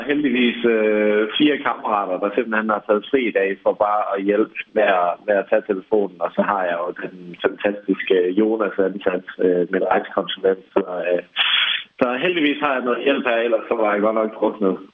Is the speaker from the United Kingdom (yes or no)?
yes; England, United Kingdom; now in Denmark; jeg er halv englænder, hvor vi så Dragon's Den, som kørte i nogle år, inden vi kom til Danmark